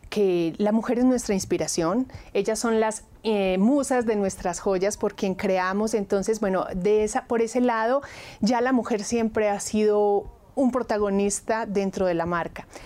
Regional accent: Colombia; now in Mexico; eso a mí como colombiana es lo que más me encanta. Yo desde el día uno me enamoré de las tradiciones, de la cultura, de la, comida, entonces pues creo que soy eh, colombiana de corazón, pero mi alma ya es

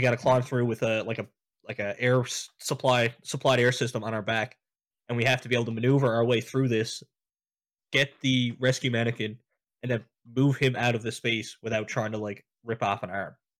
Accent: St. John's, Newfoundland and Labrador, Canada; I was born and raised in Saint John's

